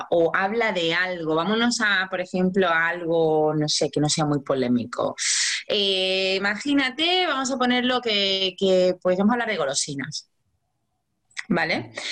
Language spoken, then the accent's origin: Spanish; Mexico; ah, tengo 44 años y soy de México.